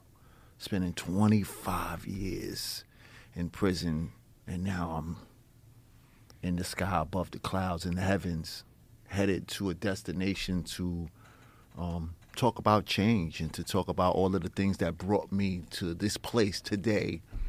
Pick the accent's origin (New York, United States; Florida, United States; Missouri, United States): New York, United States; New York City; I grew up in New York City, Harlem, on the borderline between the east side and the west side on Fifth Avenue.